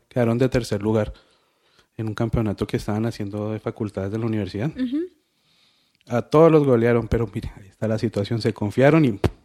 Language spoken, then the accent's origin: Spanish; Bogotá, Colombia; accent: rolo; moved away as an adult; now in Cali, Colombia; yo soy rolo